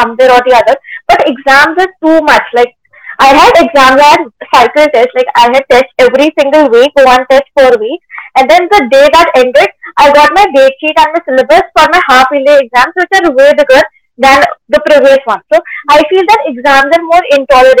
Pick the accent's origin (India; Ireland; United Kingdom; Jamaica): India; Delhi; I'm 13 and I'm from Delhi.